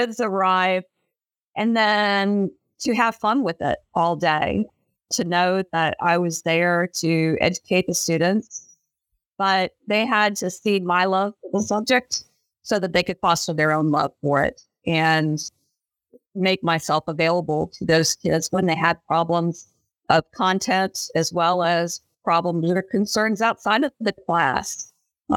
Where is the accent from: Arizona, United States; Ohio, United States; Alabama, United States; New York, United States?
Ohio, United States; I grew up in Ohio.